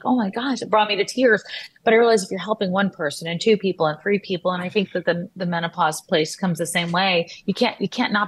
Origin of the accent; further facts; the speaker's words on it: Texas, United States; I grew up in Texas